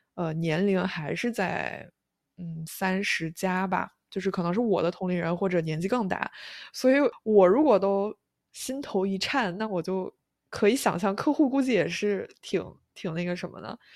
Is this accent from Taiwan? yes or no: no; China; now in New York, United States; 也算是我的故乡吧